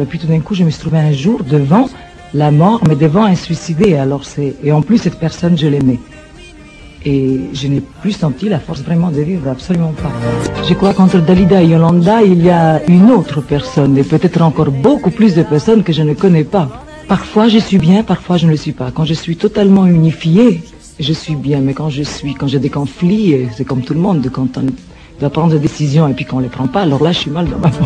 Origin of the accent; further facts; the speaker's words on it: Cairo, Cairo Governorate, Egypt; moved away as an adult; now in France; je suis né en Égypte, au Caire exactement, et là-bas, d'une famille italienne du Sud.